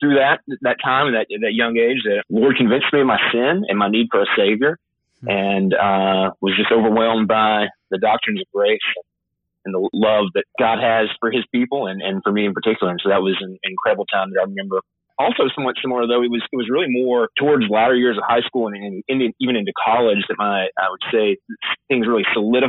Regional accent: Augusta, Georgia, United States; now in Auburn, United States; originally from the Augusta, Georgia area

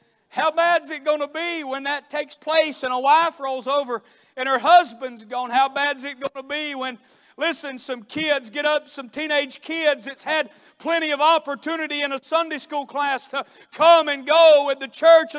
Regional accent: Florida, United States; one of the boys back in my hometown had mistreated my sister

